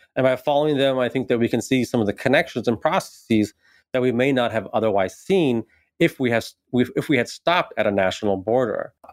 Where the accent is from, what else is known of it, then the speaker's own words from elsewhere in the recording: San Bernardino, California, United States; also born or lived in Davis, California; I grew up in a kind of very working class, uh, Mexican, Mexican-American community in San Bernardino